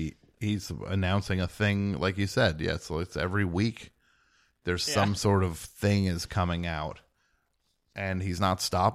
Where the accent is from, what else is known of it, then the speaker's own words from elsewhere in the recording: New Jersey, United States; I'm from New Jersey.